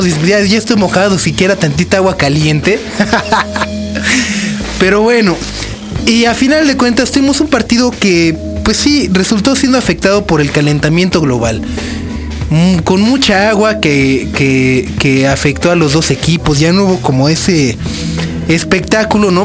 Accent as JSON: {"language": "Spanish", "region": "Mexico City", "country": "Mexico", "said": "soy de México"}